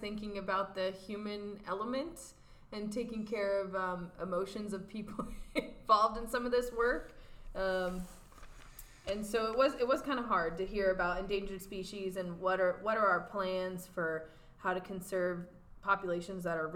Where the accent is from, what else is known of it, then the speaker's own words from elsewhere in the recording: Portland, Oregon, United States; now in California, United States; growing up in the Portland metro area